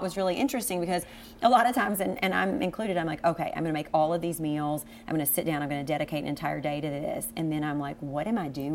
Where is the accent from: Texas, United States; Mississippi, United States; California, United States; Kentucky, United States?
Kentucky, United States; Cynthiana; now in Lexington, United States; we are from Cynthiana and born and raised, but now being in Lexington